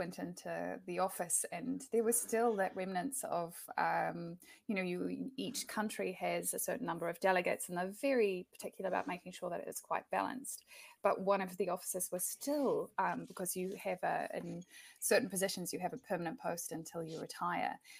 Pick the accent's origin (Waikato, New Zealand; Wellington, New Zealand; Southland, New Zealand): Southland, New Zealand; Invercargill; I think that Invercargill was an incredible place to grow up